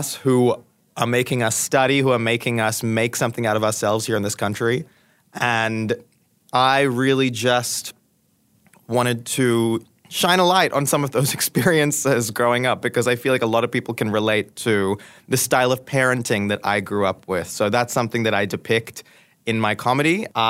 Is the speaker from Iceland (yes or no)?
no; Goa, India; I'm from a very specific part of India that's also quite different to the wider area, as I said, I'm from Goa.